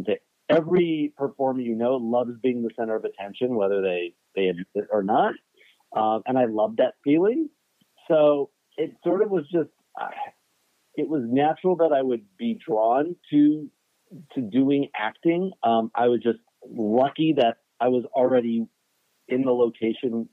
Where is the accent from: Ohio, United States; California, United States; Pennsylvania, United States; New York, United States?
California, United States; Los Angeles; I was born and raised in Los Angeles